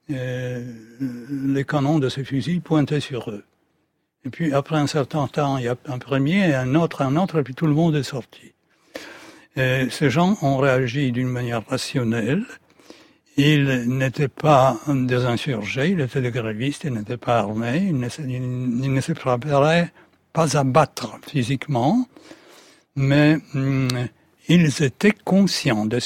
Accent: Poland; French is a second language; En tant que Polonais, on doit être raisonnable pour ne pas exposer le peuple polonais

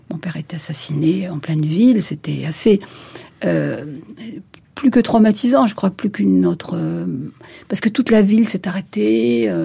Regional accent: Béjaïa, Béjaïa Province, Algeria; Je suis née à Bougie, à 200 km de, à l'est d'Alger, une très très jolie ville au bord de l'eau, magnifique

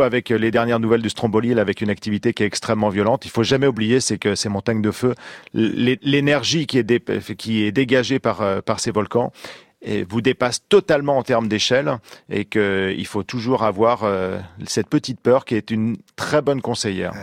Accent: Normandy, France; chez moi en Normandie

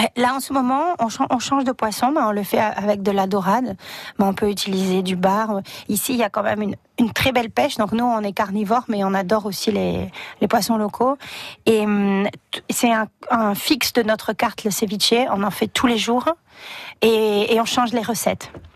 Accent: Réunion; also born or lived in Buenos Aires, Argentina; now in Perpignan, France; Moi, je suis réunionnaise

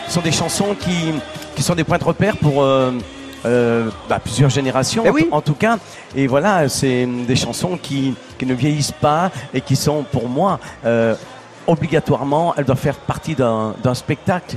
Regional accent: Sicily, Italy; moved away; dans mon village

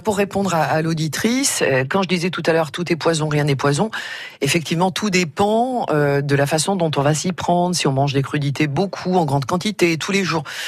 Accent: Auvergne-Rhône-Alpes, France; je suis auvergnate

